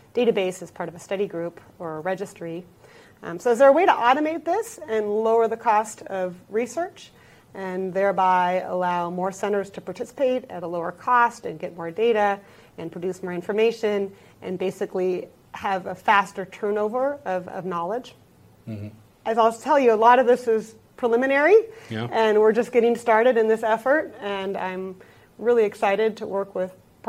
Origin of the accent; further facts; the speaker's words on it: Seattle, Washington, United States; moved away as an adult; now in Minnesota, United States; I am originally from Seattle, Washington, but I've been in Minnesota